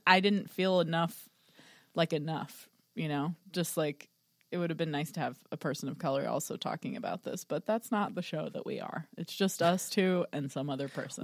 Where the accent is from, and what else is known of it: Texas, United States; born or raised there